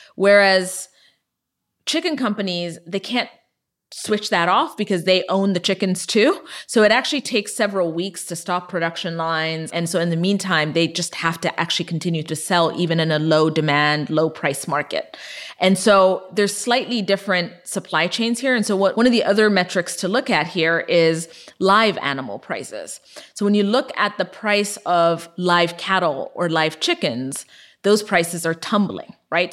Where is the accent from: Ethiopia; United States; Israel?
Ethiopia; moved away; I was born and raised in Ethiopia